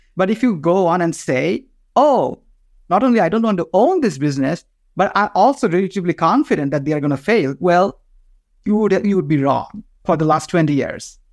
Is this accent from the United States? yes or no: no; Bangladesh; first language Bengali; English is a second language; moved away; I am from Bangladesh